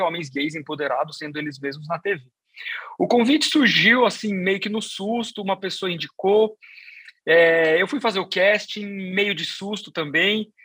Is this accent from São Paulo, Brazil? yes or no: yes; Sorocaba, São Paulo, Brazil; eu sou de Sorocaba, sou, sou, do interior